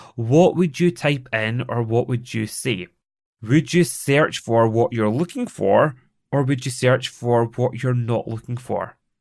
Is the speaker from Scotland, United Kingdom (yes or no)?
yes; Scotland, United Kingdom; accent: Scottish; I am Scottish. It is the way that I speak